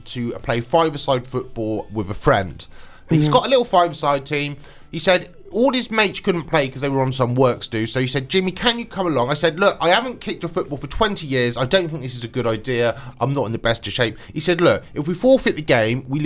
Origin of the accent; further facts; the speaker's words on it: Swindon, South West England, United Kingdom; born or raised there